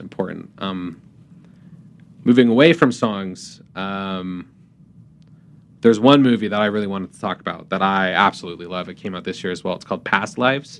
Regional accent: Canada; moved away as an adult; also born or lived in Utah; I'm from Canada originally

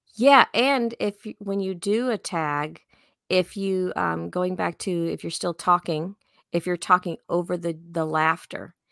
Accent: Chicago, Illinois, United States; I'm from Chicago, so I just talk really fast

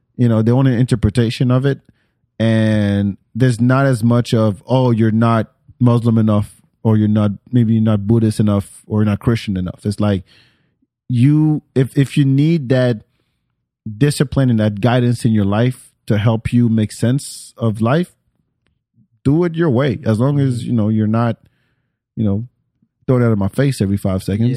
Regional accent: France; moved away; I grew up in France

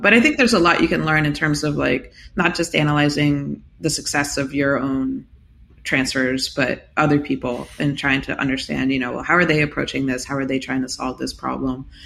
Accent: United States; being American, well versed in baseball

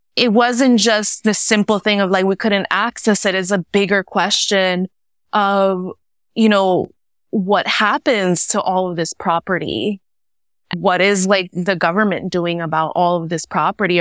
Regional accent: New York City, New York, United States; I'm Puerto Rican, a first generation in New York City, born and raised in Williamsburg, Brooklyn.

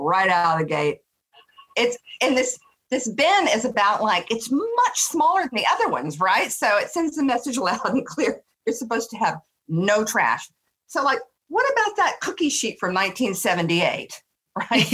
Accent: Texas, United States; also born or lived in New York; now in Northern California, United States; I come from Texas where you're just nice and you don't even know it

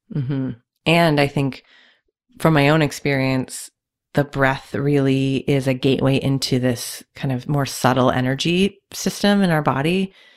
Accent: Canada; I'm also Canadian

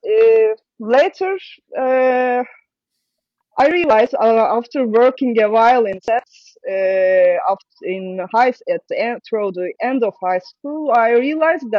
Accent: Istanbul, Turkey; English is a second language; moved away as an adult; also born or lived in Belgium; now in Antwerp, Belgium; I'm from Istanbul. I'm born in Istanbul in an artist family

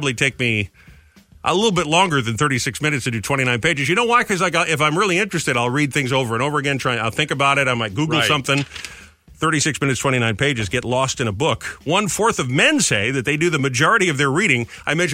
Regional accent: Rhode Island, United States; My home state of Rhode Island

